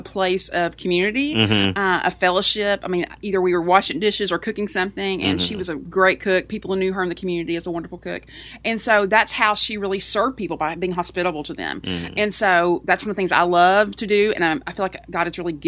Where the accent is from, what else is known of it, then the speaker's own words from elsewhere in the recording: East Tennessee, United States; I grew up in a very rural, small community in East Tennessee